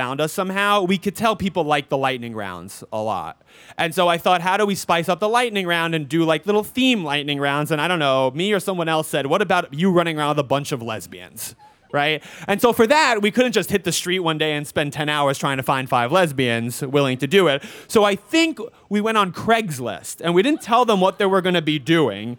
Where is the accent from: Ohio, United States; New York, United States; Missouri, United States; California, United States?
New York, United States; New York City; I grew up in New York. I grew up in Forest Hills.